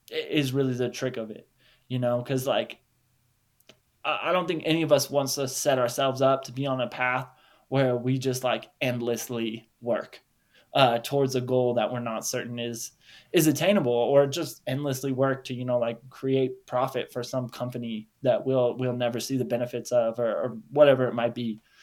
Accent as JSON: {"language": "English", "town": "Denver", "region": "Colorado", "country": "United States", "said": "I'm from Denver, Boulder area, like, right from there you can see a peak."}